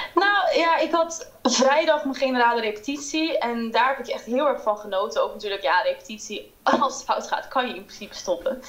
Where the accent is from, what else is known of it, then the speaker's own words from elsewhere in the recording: Haarlem, North Holland, Netherlands; moved away as an adult; also born or lived in London; ik kom uit Haarlem